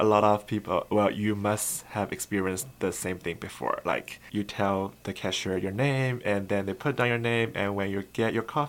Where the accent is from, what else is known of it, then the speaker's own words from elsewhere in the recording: Ningbo, Zhejiang, China; English is a second language; moved away as an adult; also born or lived in Boston, United States; now in Lexington, United States; I'm from Ningbo, China.